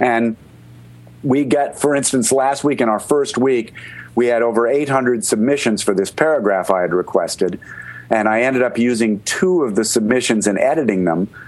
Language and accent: English; Connecticut, United States; moved away; I grew up outside of New York in Connecticut